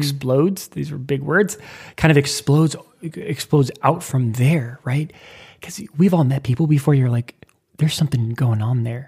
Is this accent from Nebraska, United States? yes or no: yes; Lincoln, Nebraska, United States; moved away as an adult; now in New York City, United States; I moved from Nebraska, my hometown, Lincoln, Nebraska.